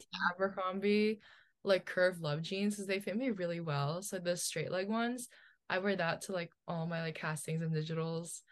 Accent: New Jersey, United States; also born or lived in Philippines; I was born in the Philippines. but I grew up in New Jersey

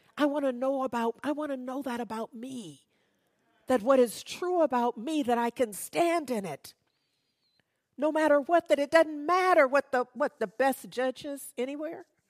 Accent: Berkeley, California, United States; In the neighborhood, growing up in Berkeley

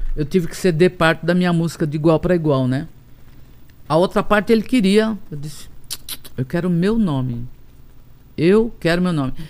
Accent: Tambaú, Paraíba, Brazil; eu nasci em Tambaú

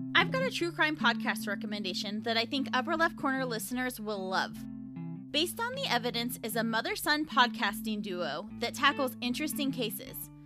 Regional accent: Pacific Northwest, United States; I was born in the Pacific Northwest

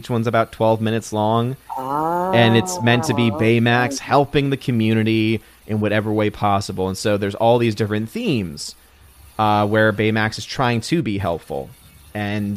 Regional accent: United States; as an American

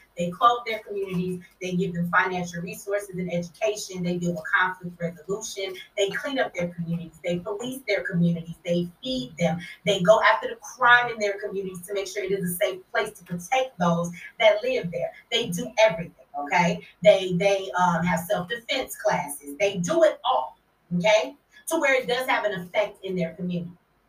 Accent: Detroit, Michigan, United States; Now, first of all, I'm from Detroit.

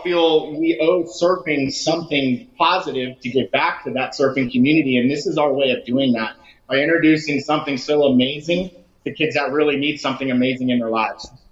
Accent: Lake Worth, Florida, United States; My wife and I are both from the west side of Lake Worth. I grew up surfing in Palm Beach County from you know 11, 12 years old uh, all the way through to my 20s

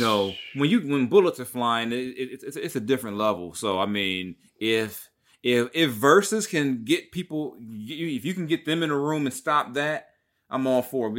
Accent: Long Beach, California, United States; I'm from Long Beach

